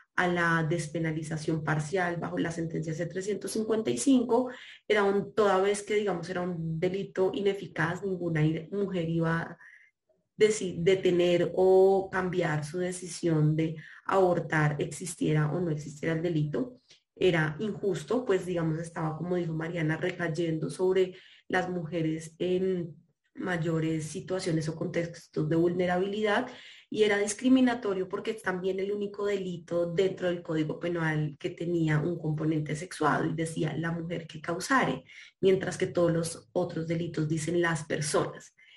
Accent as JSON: {"language": "Spanish", "country": "Colombia"}